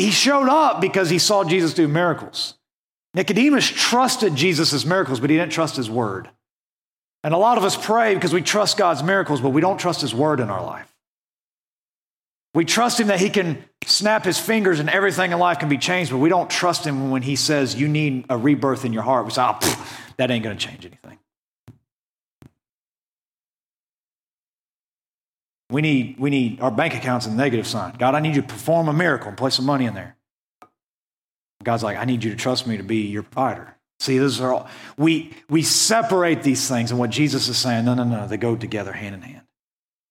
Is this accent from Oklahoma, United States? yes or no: yes; Western Oklahoma, United States; moved away as an adult; I grew up in Western Oklahoma, and now that I've moved out here